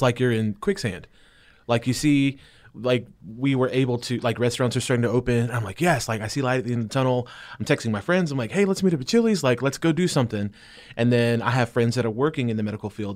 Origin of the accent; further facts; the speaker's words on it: South Carolina, United States; moved away as an adult; now in Franklin, United States; I'm from South Carolina. I moved